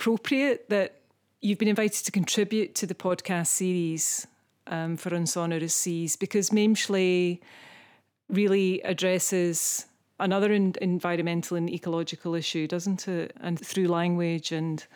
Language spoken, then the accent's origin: English; Isle of Iona, Scotland, United Kingdom; I'm an artist from the Isle of Iona.